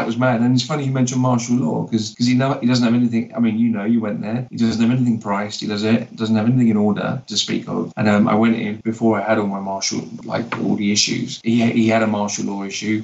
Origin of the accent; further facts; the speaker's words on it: London, United Kingdom; moved away as an adult; also born or lived in Barcelona, Spain; now in Edinburgh, United Kingdom; I was born in London, lived in Barcelona for 8 years, and I've been in Edinburgh since 2012